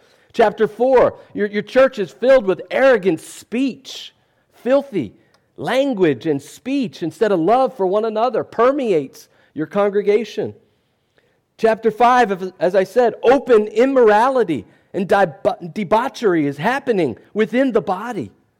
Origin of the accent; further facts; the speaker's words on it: West Virginia, United States; I'm from West Virginia, so I can speak about that, right?